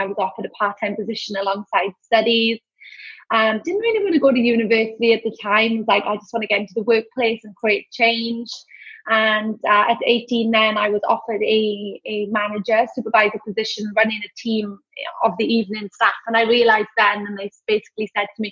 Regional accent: Wales, United Kingdom; accent: UK accent; moved away as an adult; now in Australia; I grew up in Wales, lovely kind of country village, beautiful, near close to a town. I was in between Swansea and Cardiff.

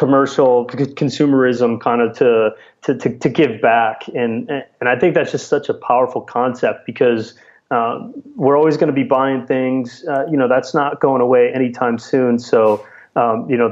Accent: Spring Valley, Illinois, United States; moved away as an adult; also born or lived in California; I grew up in a small town in Illinois of about 5,000 people that nobody's really even heard of, even if you're in Illinois, but it's called Spring Valley

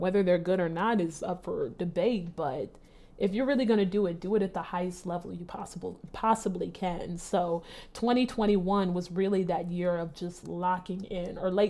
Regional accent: Nigeria; I think a little bit of just being a Nigerian and not trying to disappoint anyone, you want to do everything at the highest level.

